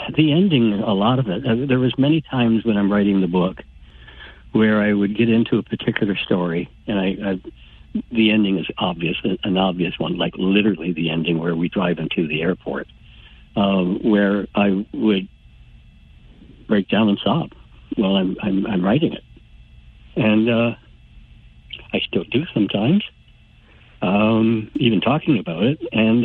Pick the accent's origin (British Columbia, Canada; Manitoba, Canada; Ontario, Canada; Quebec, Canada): Ontario, Canada; St. Thomas; I grew up in St. Thomas, so I, I knew how small communities work.